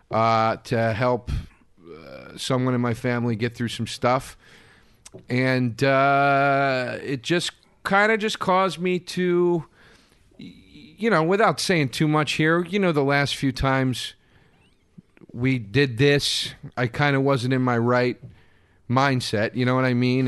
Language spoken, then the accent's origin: English; Pennsylvania, United States; moved away; I did some gig in Pennsylvania, near, right near my hometown